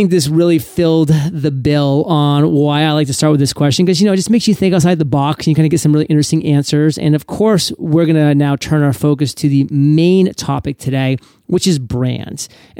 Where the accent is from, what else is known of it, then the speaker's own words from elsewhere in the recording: Maine, United States; I mean, you're talking to a Mainer right now. I mean, I'm from Maine. We've done all that stuff. I mean, we split wood every single fall, literally.